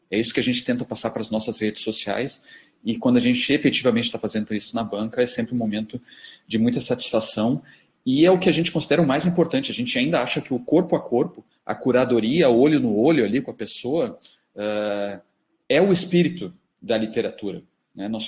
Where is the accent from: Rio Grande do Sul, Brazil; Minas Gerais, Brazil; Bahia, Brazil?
Rio Grande do Sul, Brazil; Porto Alegre; mas o nosso xodó é a Feira do Livro de Porto Alegre, porque somos de Porto Alegre, porque revemos o mercado, os outros colegas, os amigos.